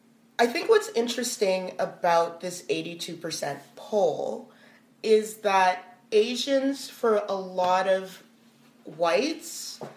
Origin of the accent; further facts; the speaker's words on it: Canada; I'm a Canadian. I grew up here. I was born here